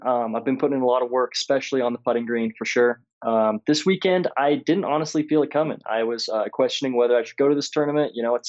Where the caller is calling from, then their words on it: Grand Junction, Colorado, United States; I'm calling from Grand Junction, Colorado.